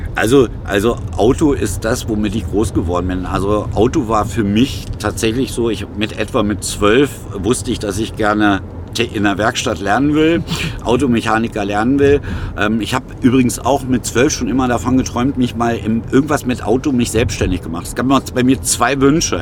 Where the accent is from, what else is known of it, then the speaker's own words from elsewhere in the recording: Germany; uns als Deutsche